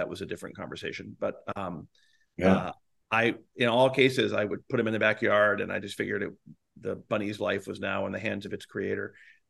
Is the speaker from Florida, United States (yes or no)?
yes; Florida, United States; Growing up in Florida